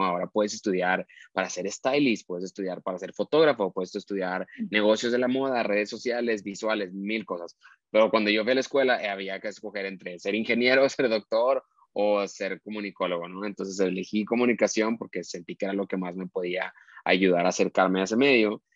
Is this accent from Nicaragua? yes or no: no; Monterrey, Nuevo León, Mexico; crecí en Monterrey, en una familia de cinco personas